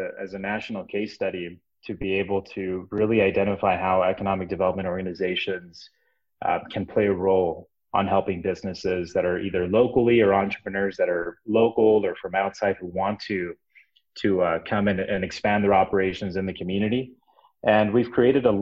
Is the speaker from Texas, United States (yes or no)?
yes; Brownsville, Texas, United States; also born or lived in Dallas-Fort Worth area, Texas; I came back down to my hometown. This is my hometown, by the way, in Brownsville, Texas.